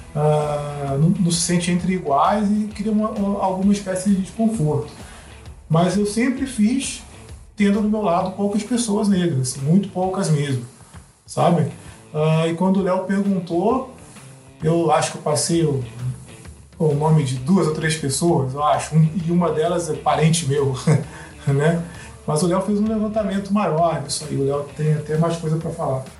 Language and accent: Portuguese; Rio de Janeiro, Brazil; eu cresci no Rio de Janeiro e eu cresci na Zona Oeste, na Zona Oeste do Rio de Janeiro